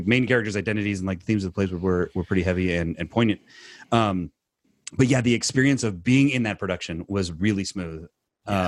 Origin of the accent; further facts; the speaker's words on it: California, United States; we're from California